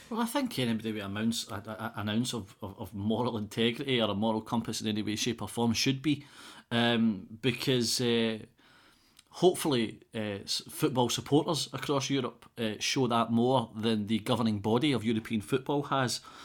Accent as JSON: {"language": "English", "region": "Scotland", "country": "United Kingdom", "said": "being a Scotsman"}